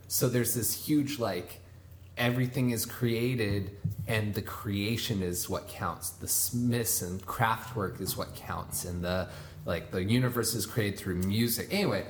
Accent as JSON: {"language": "English", "town": "Gig Harbor", "region": "Washington", "country": "United States", "tie": "born or raised there", "also_born_or_lived": "Tacoma, Washington", "moved": "yes", "lives_now": "Arizona, United States", "said": "I was born in Washington State, and for the most part, I grew up in Gig Harbor and spent a lot of time in Tacoma during high school, which is like south of Seattle."}